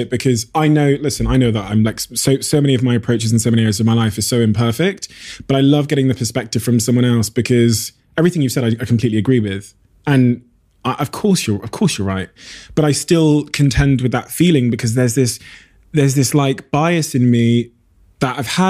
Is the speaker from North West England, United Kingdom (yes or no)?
no; Plymouth, South West England, United Kingdom; I've watched you as a young kid growing up in Plymouth, you know, for many a decade.